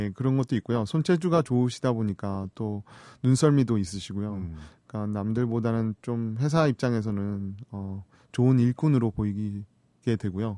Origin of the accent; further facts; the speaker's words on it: South Korea; now in United States; 한국 사람이기 때문에